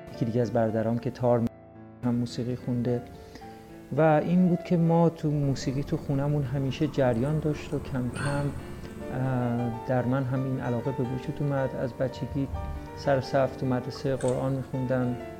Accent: Juybar, Mazandaran, Iran; در یکی از روستاهای شهر جویبار استان مازندران به دنیا آمدم

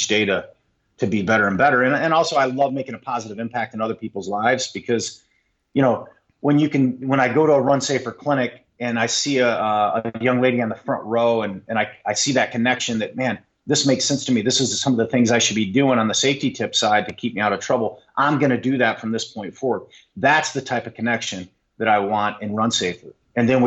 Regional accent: Monroe, Michigan, United States; moved away as an adult; now that I'm back in my hometown, I still have my hometown small here in Monroe, it's 30 miles south of Detroit

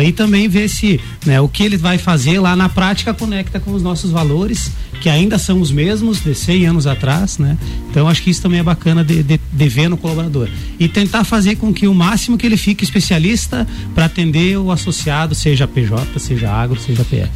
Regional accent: Tapejara, Brazil; moved away as an adult; now in Lages, Brazil; sou natural de Tapejara. Estou em Lages há um ano e meio

